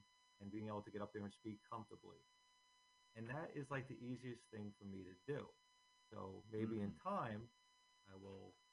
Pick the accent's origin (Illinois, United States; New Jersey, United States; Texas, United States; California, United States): New Jersey, United States; Bayonne; also born or lived in Staten Island, New York; I grew up in Bayonne